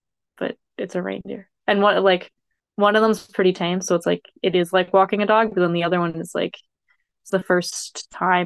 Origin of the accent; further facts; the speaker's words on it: Nanaimo, British Columbia, Canada; moved away as an adult; now in Karasjok, Norway; I'm Canadian. I'm from British Columbia, from Nanaimo on Vancouver Island